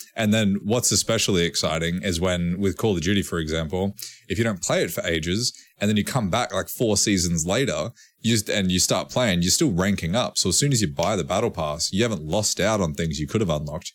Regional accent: Australia; we're Australian

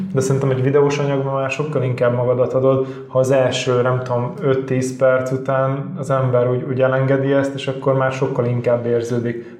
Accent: Budapest, Hungary; én Csillaghegyen nőttem föl

